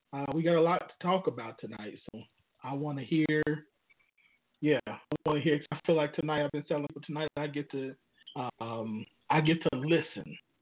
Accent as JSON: {"language": "English", "town": "Chicago", "region": "Illinois", "country": "United States", "tie": "born or raised there", "moved": "yes", "said": "my hometown in Chicago"}